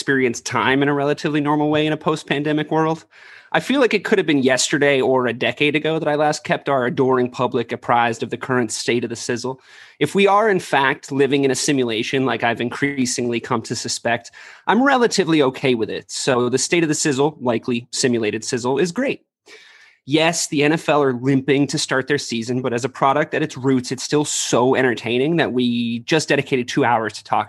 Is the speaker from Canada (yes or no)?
no; Ireland; now in United States; I'm an Irish immigrant